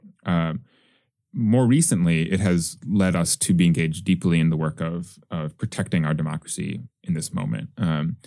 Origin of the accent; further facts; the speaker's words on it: Wisconsin, United States; I come from Wisconsin, where up until a couple of years ago, it was a single party state